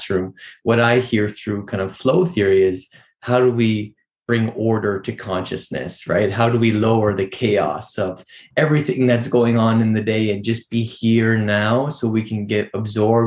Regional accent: Vancouver, British Columbia, Canada; I grew up here in Vancouver, Canada

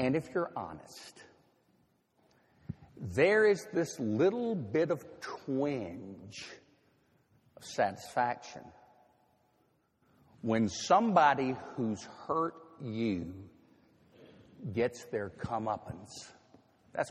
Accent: Nashville, Tennessee, United States; moved away as an adult; Nashville is my hometown. I spent 24 years growing up there.

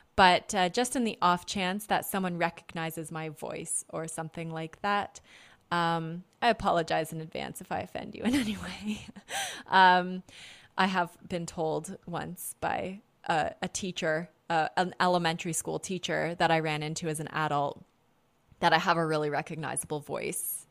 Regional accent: Canada; I'm from North America. I'm from Canada.

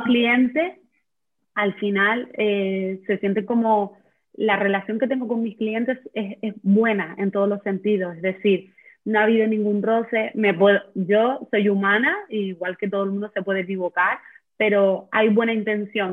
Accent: Canary Islands, Spain; soy de Canarias

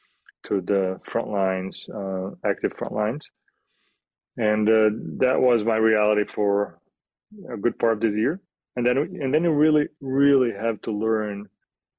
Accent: Rio de Janeiro, Brazil; moved away as an adult; now in Kyiv, Ukraine; I'm from Brazil, Rio de Janeiro

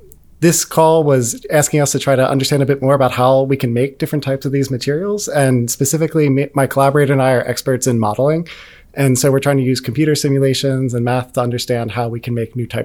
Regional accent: Pennsylvania, United States

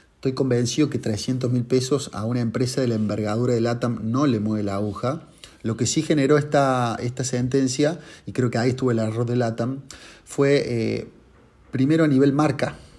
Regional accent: Córdoba, Argentina; Yo soy de Córdoba

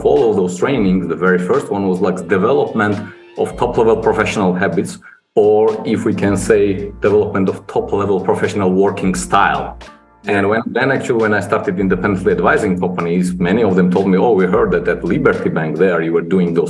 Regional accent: Georgia; also born or lived in London, United Kingdom; I'm from Georgia originally, started my career here and spent first 8 years in Georgia

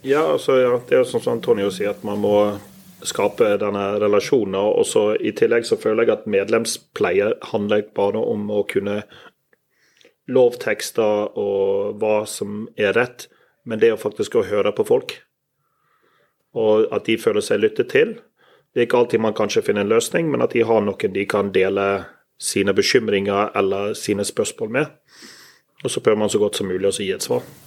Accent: Bergen, Vestland, Norway; accent: Bergensk; jeg snakker bergensk

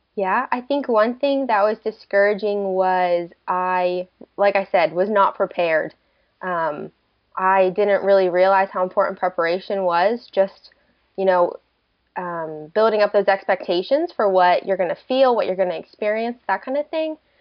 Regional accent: Delaware, United States; moved away as an adult; also born or lived in Oklahoma; I'm originally from Delaware, and so I moved out to Oklahoma just to do college

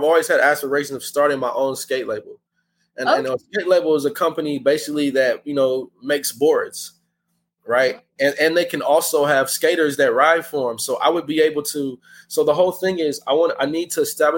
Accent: Hayward, California, United States; Growing up, I'm from Hayward, from South Hayward, I'm from the Bay Area

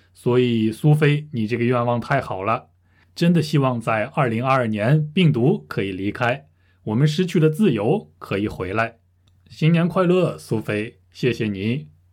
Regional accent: Russia; Chinese is a second language; 我是俄罗斯人

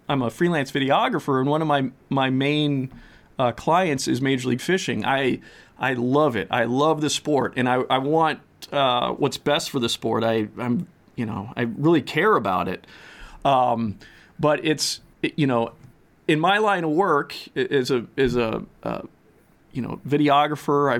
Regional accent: Minnesota, United States; as a Minnesotan

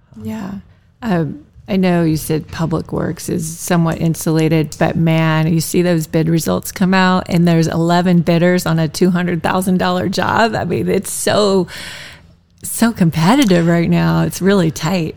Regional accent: Tulsa, Oklahoma, United States; moved away; I'm from Tulsa, way way back

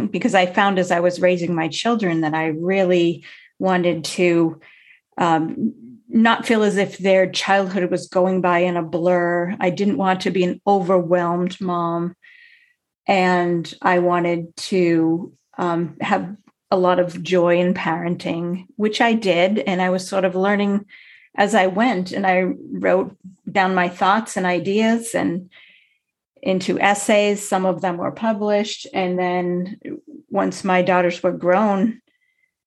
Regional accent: Massachusetts, United States; I grew up in Massachusetts

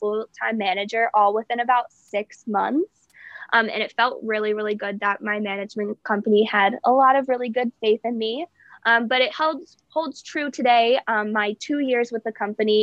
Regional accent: York, Pennsylvania, United States; moved away as an adult; now in Hershey, United States; I'm from York, Pennsylvania, but I am currently living in Hershey, PA

